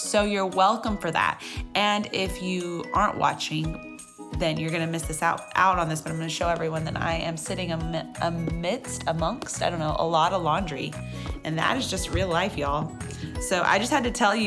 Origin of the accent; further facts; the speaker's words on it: Texas, United States; I have to say y'all because I'm from Texas